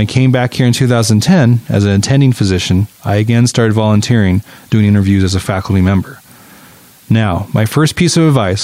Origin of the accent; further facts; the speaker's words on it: Salt Lake City, Utah, United States; also born or lived in Stanford, California; I grew up in Salt Lake City, Utah, and I attended Stanford University as an undergraduate